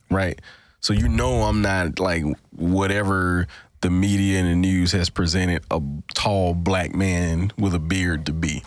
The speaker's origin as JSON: {"language": "English", "town": "Greenville", "region": "Mississippi", "country": "United States", "said": "we were both from the Delta, Mississippi Delta"}